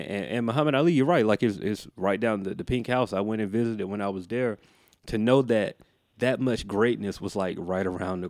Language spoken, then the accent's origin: English; the Bible Belt, United States; Now, for me, man, growing up in the Bible Belt, like you, anybody say seance, it immediately kind of puts you on guard.